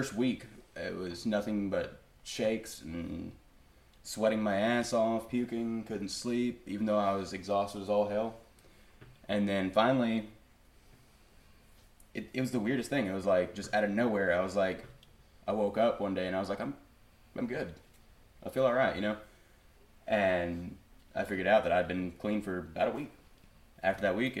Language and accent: English; just outside Daytona Beach, Florida, United States; now in Texas, United States; I'm from Florida. So, well, just outside Daytona Beach